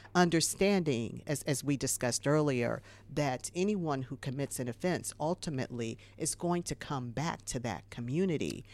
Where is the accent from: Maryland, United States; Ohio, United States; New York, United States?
Ohio, United States; moved away; I'm from Ohio originally.